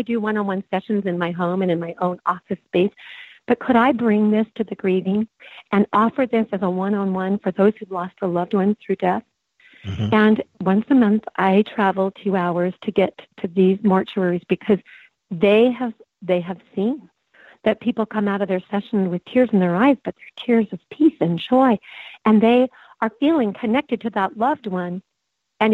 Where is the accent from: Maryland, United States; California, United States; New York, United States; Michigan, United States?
California, United States; Coronado; born there; By the way, I was born in Coronado, so San Diego is my original stomping ground at age two.